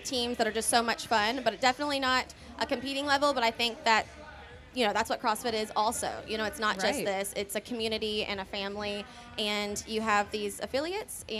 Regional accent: Tennessee, United States; Born and raised in Tennessee

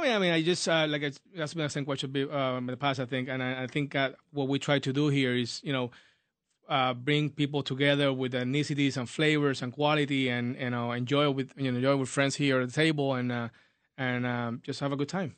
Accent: Puerto Rico; now in United States; I'm born and raised in Puerto Rico. Moved to the United States uh, a while ago

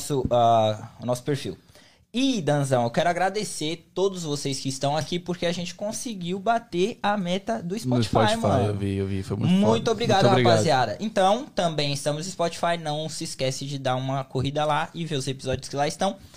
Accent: São Bernardo do Campo, São Paulo, Brazil; moved away as an adult; also born or lived in Uberlândia; Morei lá, nasci lá até aí. Eu, fui, eu, fui, eu morei em Minas quatro anos só. Eu saí de São Paulo, eu tava com 23.

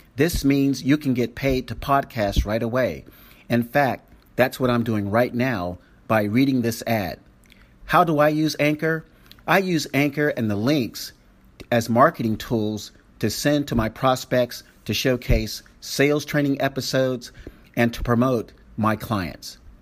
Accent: Florida, United States; now in San Francisco, United States; I was born in Florida, down in actually Miami and the Tampa area

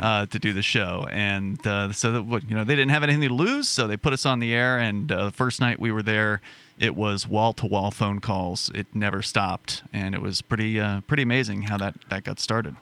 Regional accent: Sarasota, Florida, United States; moved away as an adult; now in Keene, United States; my hometown of Sarasota, Florida

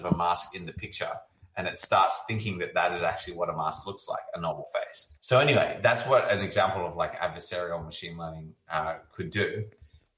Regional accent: Australia; now in San Francisco, United States; I grew up in Australia

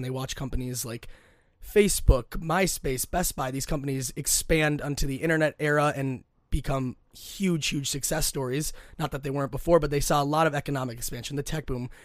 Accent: Minnetonka, Minnesota, United States; I'm born and raised in Minnesota, went to Minnetonka High School

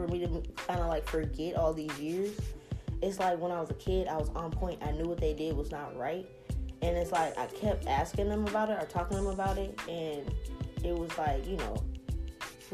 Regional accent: New Orleans, Louisiana, United States; moved away; we're from New Orleans

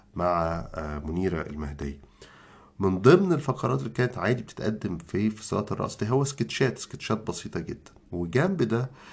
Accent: Egypt; إحنا كمصريين

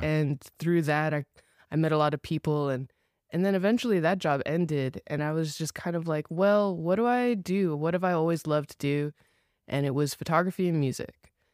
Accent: Los Angeles, California, United States; moved away as an adult; now in Dallas, United States; I grew up in Los Angeles, like, born and raised L A area

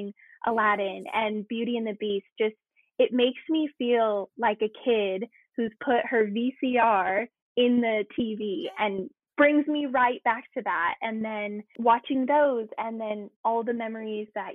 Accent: San Francisco Bay Area, California, United States; moved away as an adult; now in Paris, France; So I am actually from California. I grew up in the San Francisco Bay Area

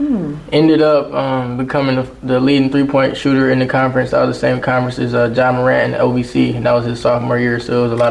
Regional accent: Atlanta, Georgia, United States; when I was born here in Atlanta, I was actually acting under the Joy Purvis Talent Agency.

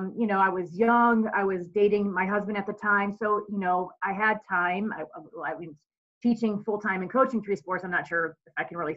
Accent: St. Louis, Missouri, United States; born and raised in St. Louis, Missouri. I'm the oldest of seven kids.

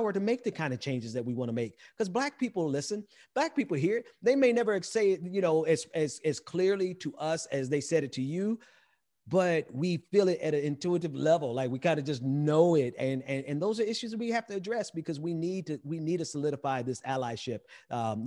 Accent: Mississippi, United States; I'm from Mississippi, so I'm not from the Caribbean.

